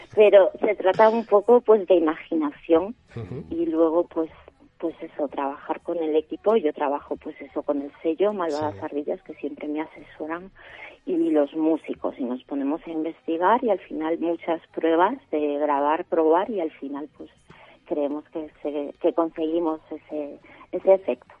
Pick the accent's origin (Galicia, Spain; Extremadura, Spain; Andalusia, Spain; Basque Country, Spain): Galicia, Spain; Sarria; moved away as an adult; now in Madrid, Spain; en mi pueblo en Sarria